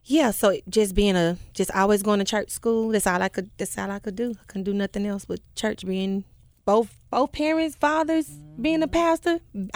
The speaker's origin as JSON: {"language": "English", "town": "Memphis", "region": "Tennessee", "country": "United States", "tie": "born or raised there", "said": "Born and raised in Whitehaven. West Haven Elementary. Jeter Junior High."}